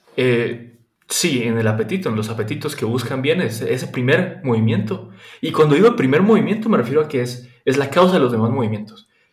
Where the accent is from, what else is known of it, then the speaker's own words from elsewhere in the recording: Guatemala; moved away as an adult; now in Germany; yo soy de Guatemala, estudio en Alemania en este momento